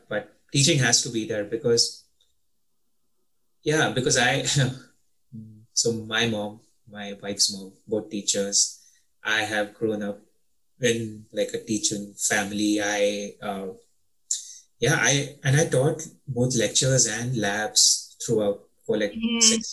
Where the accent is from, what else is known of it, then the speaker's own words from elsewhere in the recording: Mumbai, Maharashtra, India; first language English; moved away as an adult; In Indian Bombay schools, English is still your first language. So right. You're taught in English from first grade. While growing up, I spoke with my mom in English